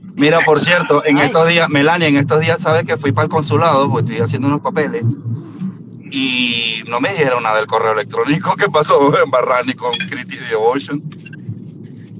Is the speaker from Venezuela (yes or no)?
yes; Venezuela; No somos cubanos, somos venezolanos